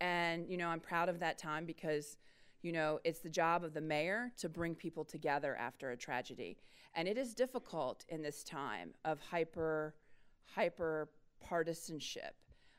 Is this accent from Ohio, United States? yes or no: yes; Dayton, Ohio, United States; Now, you know, I'm from Dayton, the site of Wright-Patterson Air Force Base, which is the largest single-site employer in the state of Ohio.